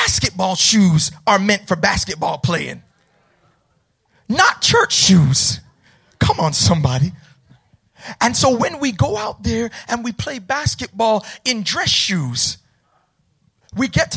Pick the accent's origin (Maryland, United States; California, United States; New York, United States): New York, United States; Mount Vernon; I grew up in the hood, y'all. I'm from Mount Vernon